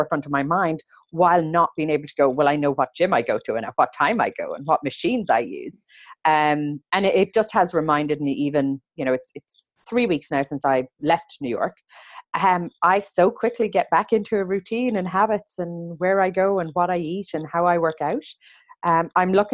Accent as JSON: {"language": "English", "country": "Ireland", "tie": "born or raised there", "said": "growing up in Ireland, it was a very unprocessed diet"}